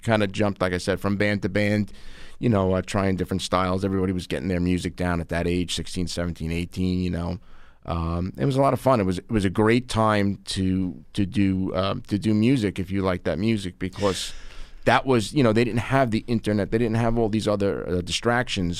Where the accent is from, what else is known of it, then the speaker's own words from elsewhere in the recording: Long Island, New York, United States; I'm an attorney from Long Island